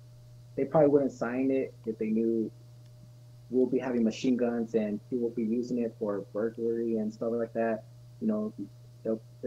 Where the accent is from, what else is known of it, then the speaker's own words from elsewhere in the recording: California, United States; also born or lived in Las Cruces, New Mexico; But I'm born and raised in California, graduated in Cali